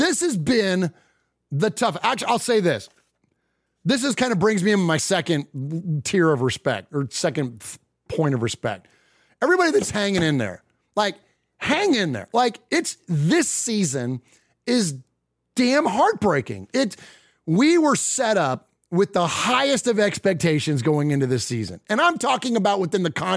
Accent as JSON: {"language": "English", "town": "San Jose", "region": "California", "country": "United States", "tie": "born or raised there", "also_born_or_lived": "Middle Tennessee", "moved": "yes", "lives_now": "Nashville, United States", "said": "I'm from San Jose, California originally. It's where I was born and raised"}